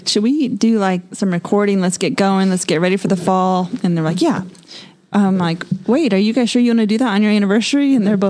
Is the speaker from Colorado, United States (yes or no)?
yes; Denver, Colorado, United States; now in Texas, United States; I'm from Denver.